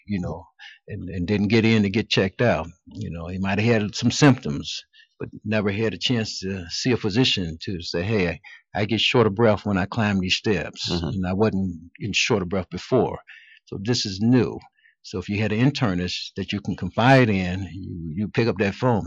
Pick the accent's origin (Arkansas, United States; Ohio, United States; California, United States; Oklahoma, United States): Ohio, United States; Cleveland; I was born and raised in Cleveland